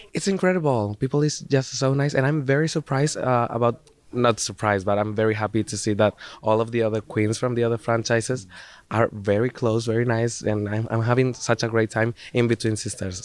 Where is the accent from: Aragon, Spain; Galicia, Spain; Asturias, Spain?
Aragon, Spain; Zaragoza; in Zaragoza, my hometown in, in, Spain. Actually, in the school, in the high school I used to study.